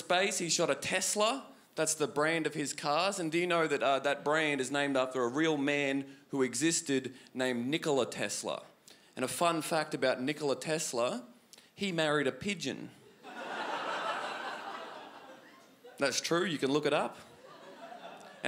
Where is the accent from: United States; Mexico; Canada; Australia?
Australia; North Queensland; moved away as an adult; now in Melbourne, Australia; I'm from North Queensland originally, but I've lived in Melbourne for 2 years